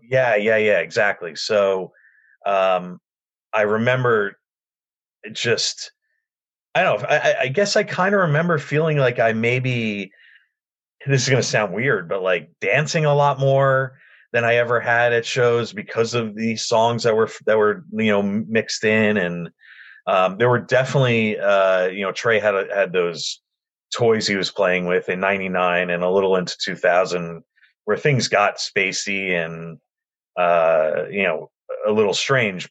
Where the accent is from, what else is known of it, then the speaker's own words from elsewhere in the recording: Union County, New Jersey, United States; I grew up in Union County, which is only about a half hour away from uh, the ballpark